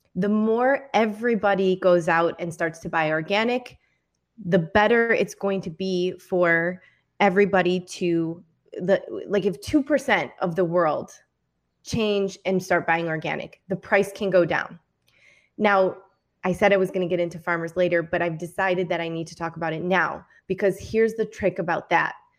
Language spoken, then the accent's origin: English; Michigan, United States; I'm from Michigan